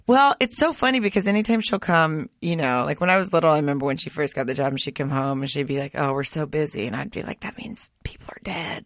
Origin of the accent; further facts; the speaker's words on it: Arkansas, United States; moved away as an adult; also born or lived in Germany / Hollywood / Studio City; now in Los Angeles, United States; I grew up in the South. I grew up in a small town in Arkansas